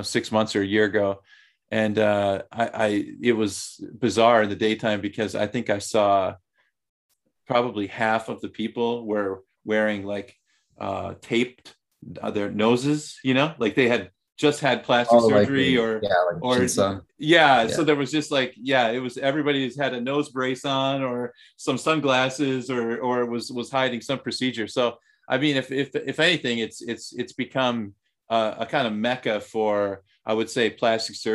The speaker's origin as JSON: {"language": "English", "country": "United States", "also_born_or_lived": "Thailand", "moved": "as an adult", "lives_now": "South Korea", "said": "as an American"}